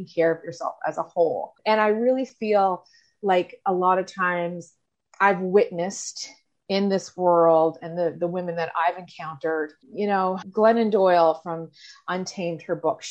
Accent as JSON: {"language": "English", "area": "Cape Breton", "region": "Nova Scotia", "country": "Canada", "said": "I am from Cape Breton, Nova Scotia, as you can probably tell from my accent"}